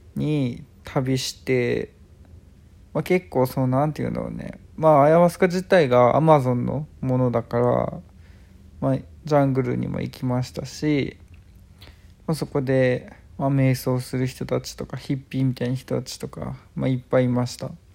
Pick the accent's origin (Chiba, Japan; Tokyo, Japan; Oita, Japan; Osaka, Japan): Chiba, Japan; 自分は千葉県生まれ千葉県育ち結構東京に近いとこで